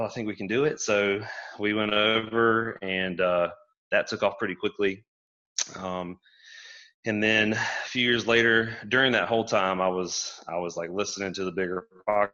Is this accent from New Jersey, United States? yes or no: no; Brunswick, Georgia, United States; I grew up in Southeast Georgia in Brunswick